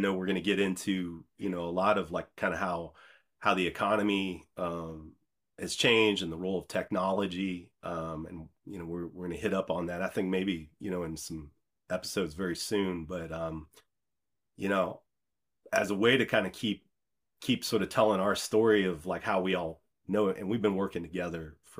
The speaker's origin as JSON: {"language": "English", "region": "Midwest", "country": "United States", "tie": "born or raised there", "said": "I'm from the Midwest, and I grew up in a cornfield."}